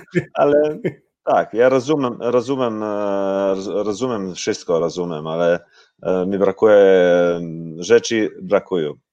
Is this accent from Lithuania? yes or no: no; Osijek, Osijek-Baranja County, Croatia; Polish is a second language; Ja jestem z Osieka